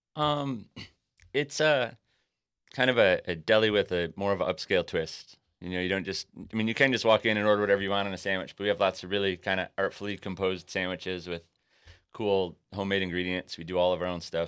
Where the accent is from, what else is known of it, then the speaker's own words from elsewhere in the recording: Buffalo, New York, United States; moved away as an adult; also born or lived in San Francisco; now in San Diego, United States; why would I ever leave after growing up in Buffalo